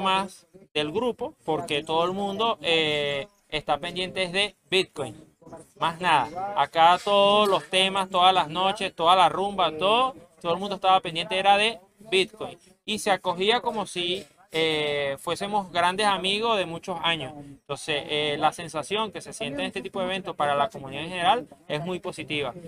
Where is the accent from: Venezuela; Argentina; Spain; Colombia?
Venezuela; soy venezolano